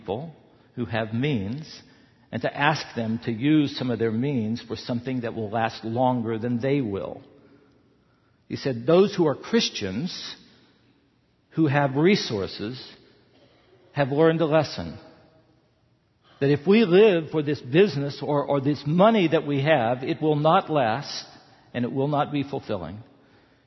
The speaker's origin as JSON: {"language": "English", "region": "the South", "country": "United States", "tie": "born or raised there", "moved": "yes", "said": "I grew up in the South."}